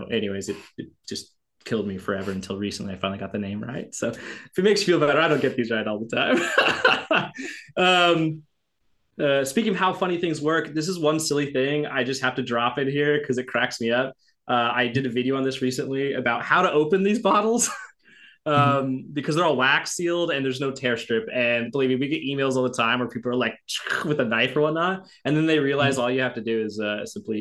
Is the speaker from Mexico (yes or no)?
no; the Northwest, Pacific Northwest, United States; I'm from the Northwest